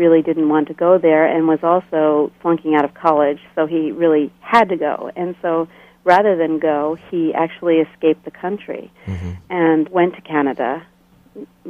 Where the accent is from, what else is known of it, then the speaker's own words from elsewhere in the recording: outside Philadelphia, Pennsylvania, United States; moved away as an adult; also born or lived in Bolivia / Switzerland; now in Lancaster, United States; I grew up in Pennsylvania, a short distance out of Philadelphia, on what they call the main line.